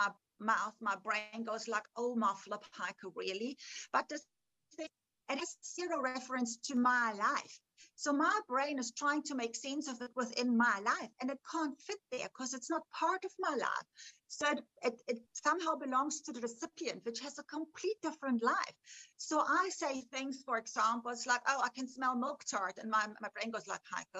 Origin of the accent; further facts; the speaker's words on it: Bavaria, Germany; moved away; I grew up in Germany.